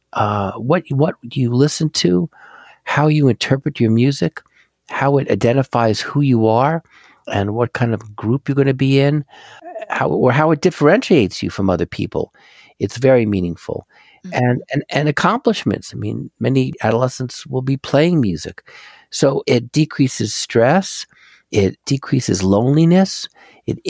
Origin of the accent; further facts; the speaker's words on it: Philadelphia, Pennsylvania, United States; I'm from Philly